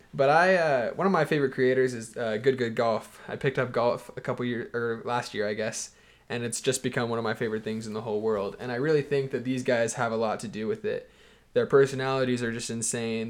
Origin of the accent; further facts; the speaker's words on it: Houston, Texas, United States; I'm from Houston, Texas